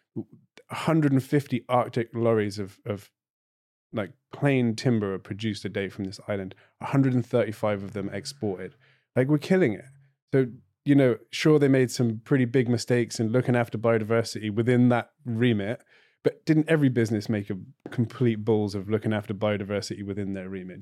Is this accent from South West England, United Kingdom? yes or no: yes; Cornwall, South West England, United Kingdom; also born or lived in Clare, Ireland; now in Ireland; I'm Cornish, not British